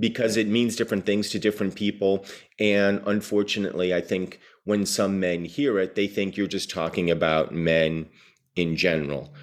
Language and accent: English; New Jersey, United States; growing up in New Jersey in the mid eighties